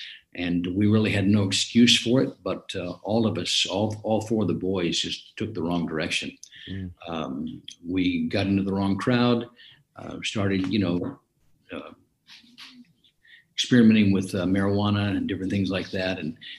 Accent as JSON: {"language": "English", "town": "Hot Springs", "region": "Arkansas", "country": "United States", "tie": "born there", "said": "I was born in Hot Springs, Arkansas. My father was stationed in the Army there in Hot Springs from World War II. And so I was born in 1950 in Hot Springs."}